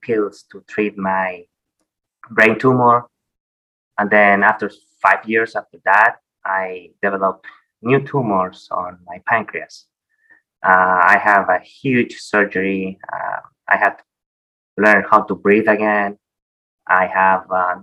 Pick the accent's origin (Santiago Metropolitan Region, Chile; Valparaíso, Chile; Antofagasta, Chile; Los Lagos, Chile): Santiago Metropolitan Region, Chile; Santiago; I grew up in Chile, in Santiago